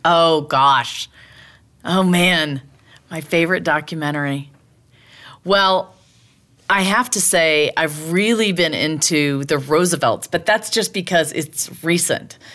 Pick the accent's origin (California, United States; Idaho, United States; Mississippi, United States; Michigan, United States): Mississippi, United States; Laurel; moved away; Laurel, Mississippi, which is my hometown.